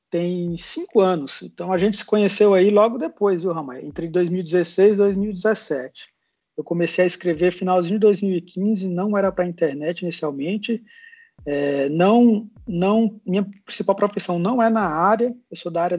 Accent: Fortaleza, Ceará, Brazil; now in São Paulo, Brazil; Bem, eu sou de Fortaleza e eu vim para São Paulo para fazer a graduação.

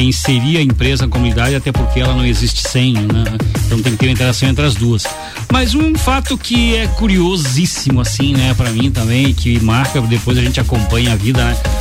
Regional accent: Lages, Santa Catarina, Brazil; also born or lived in Rio Rufino; eu, Lajano, nato praticamente, porque eu nasci no Rio

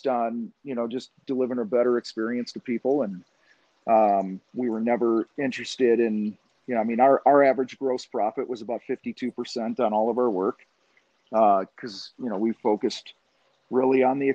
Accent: outside of Chicago, Illinois, United States; I grew up outside of Chicago

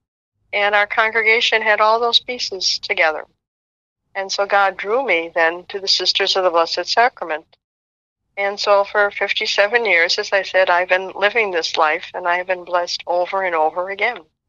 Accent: Chicago, Illinois, United States; I grew up in Chicago

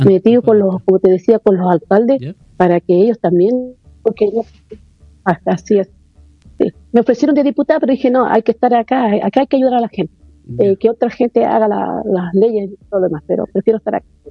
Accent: Tocopilla, Antofagasta, Chile; now in Antofagasta, Chile; no soy antofagastina, pero sí soy tocopillana. Llevo 27 que estoy aquí en Antofagasta

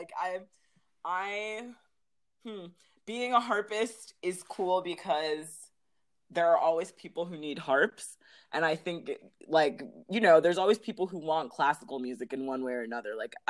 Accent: Los Angeles, California, United States; also born or lived in New York; I was born in New York and, like, have, you know, pretty strong roots in New York. My parents are both Caribbean. My dad is from Belize and my mom is from Haiti. And then we moved to LA when I was six. So, and, like, L.A. as in, like, View Park, Baldwin Hills area. And I actually still live there.

